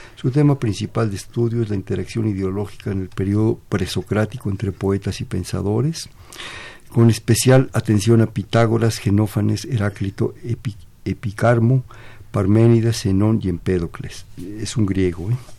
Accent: Mexico; somos mexicanos por eso, pero también somos mexicanos porque somos universales

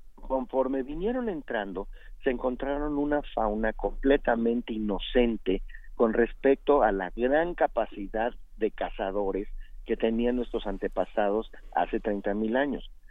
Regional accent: Mexico; Así somos los mexicanos.

